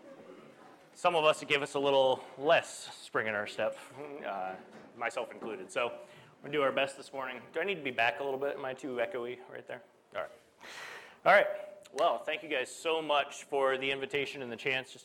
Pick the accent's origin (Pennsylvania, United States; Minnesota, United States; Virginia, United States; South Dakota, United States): Pennsylvania, United States; Morris; moved away as an adult; also born or lived in Chicago / Wellsboro; I grew up down in Morris, grew up coming with many of you